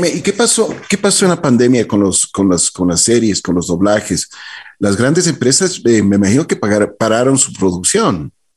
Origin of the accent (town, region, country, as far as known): Ecuador